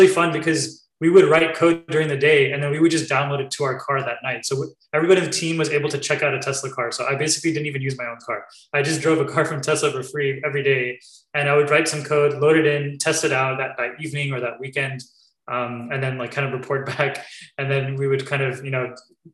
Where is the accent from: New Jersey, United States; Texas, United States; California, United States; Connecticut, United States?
California, United States; also born or lived in New York; I was born here in California